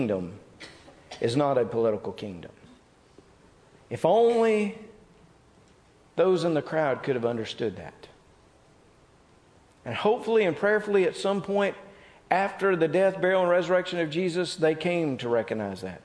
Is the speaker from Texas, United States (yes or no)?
no; North Mississippi, United States; I grew up in North Mississippi